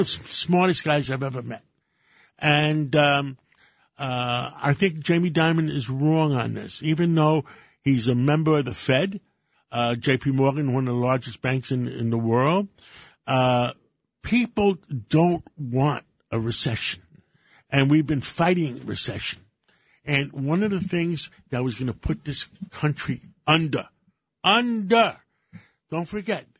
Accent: Greece; English is a second language; now in New York, United States; I'm first generation because I was born in Greece. Yeah, English is my second language.

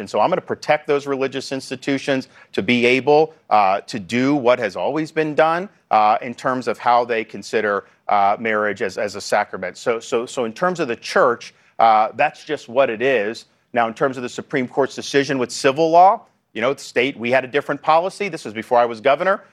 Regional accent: Florida, United States; my home state of Florida

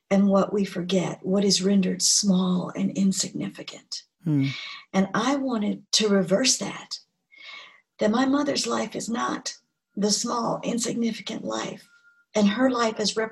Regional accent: Gulfport, Mississippi, United States; moved away; also born or lived in Georgia; my hometown in Gulfport, Mississippi

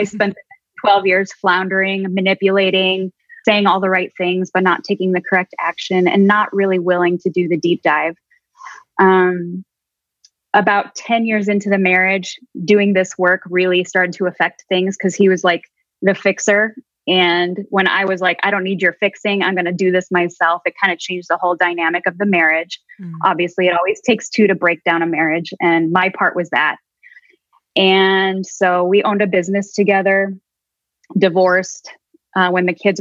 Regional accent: Chicago, Illinois, United States; I was born and raised in the Midwest, Chicago

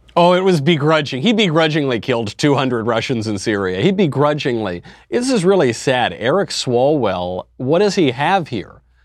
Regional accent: New York, United States; I'm from New York.

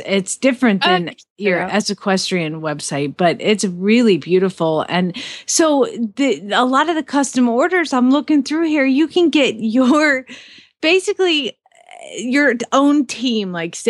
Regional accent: Atlanta, Georgia, United States; now in Phoenix, United States; I'm from Atlanta and the traffic was so bad there

